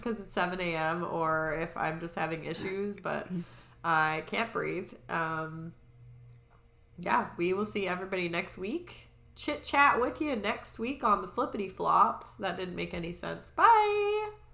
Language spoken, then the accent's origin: English; Vancouver Island, British Columbia, Canada; so we're obviously from Vancouver Island.